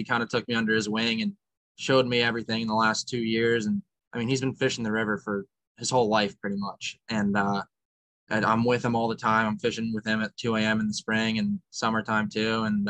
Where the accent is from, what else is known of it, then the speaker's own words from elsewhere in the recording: New Jersey, United States; I'm from Jersey.